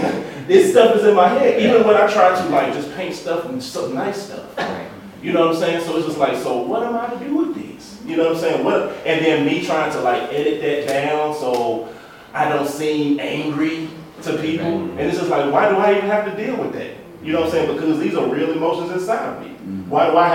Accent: Tennessee, United States; growing up in Tennessee

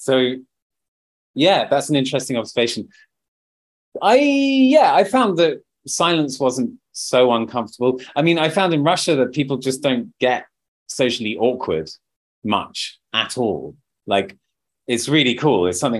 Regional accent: United Kingdom; We're not far behind as British people.

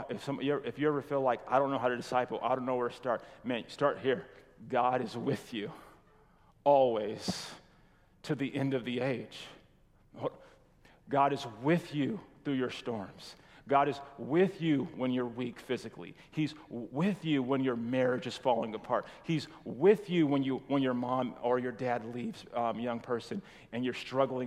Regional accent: California, United States; moved away; we're from California

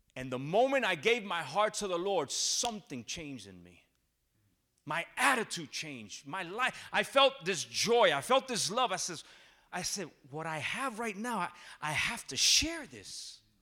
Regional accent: New Jersey, United States; I'm born and raised in New Jersey. My parents are from Puerto Rico. I say I'm a Jersey Rican

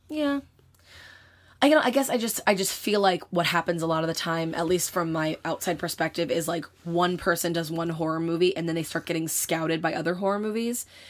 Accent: United States; I am an American person who grew up in the time that we grew up

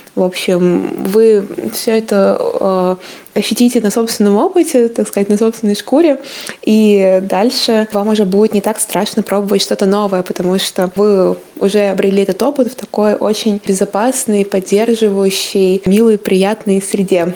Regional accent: Samara, Samara Oblast, Russia; я сама закончила Самарский университет, я из Самары

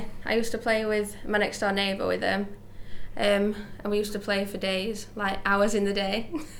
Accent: Penistone, Yorkshire and the Humber, United Kingdom; Yeah, I've lived in Penistone my whole life, so never moved.

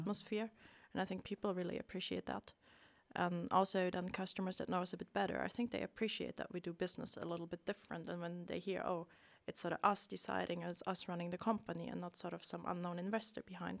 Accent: Germany; moved away as an adult; now in Sweden; I'm originally from Germany. Came to Sweden about ten years ago for my studies

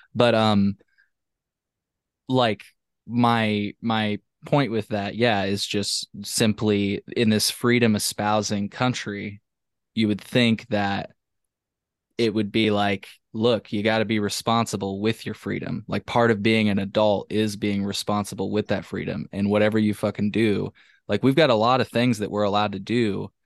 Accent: Champaign, Illinois, United States; I'm from Champaign, uh, Champaign

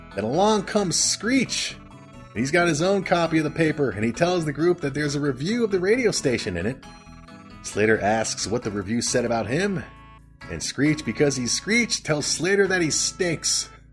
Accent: Canada; I'm Canadian.

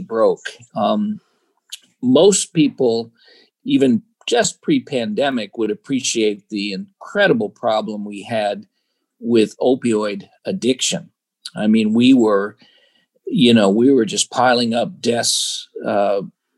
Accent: Chicago, Illinois, United States; I was born and raised in Chicago, the South Side of Chicago.

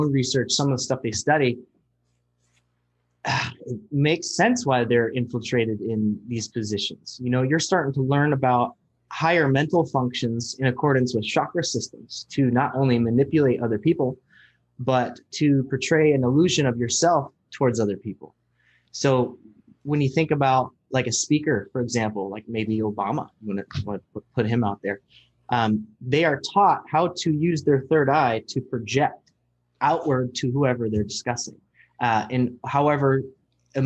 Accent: Bremerton, Washington, United States; just here in my hometown, Bremerton

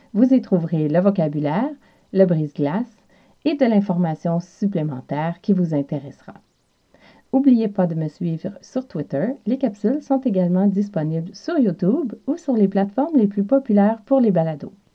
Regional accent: South Shore of Montreal, Quebec, Canada; accent: Quebec; j'ai l'accent de l'Amérique du Nord, plus spécifiquement du Québec et plus spécifiquement de la région de la rive sud de Montréal, d'où je suis originaire.

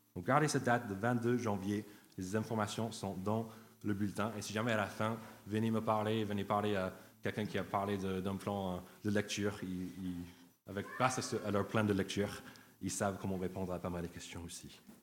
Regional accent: United States; French is a second language; now in France

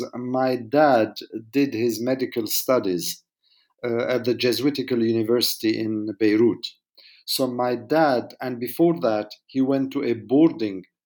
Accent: Jordan; moved away; also born or lived in France / United Kingdom / Cyprus; I wasn't wanting for much when I was growing up in Jordan

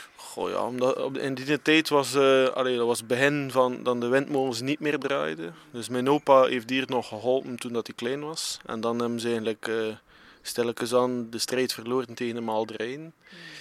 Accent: Wervik, Flanders, Belgium; we zijn alle drie van Wervik

